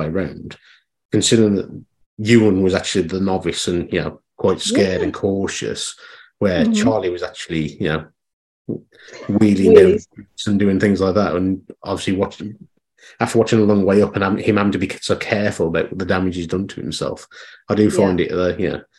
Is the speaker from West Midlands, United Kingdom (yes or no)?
yes; Dudley, West Midlands, United Kingdom; moved away; I'm from Dudley originally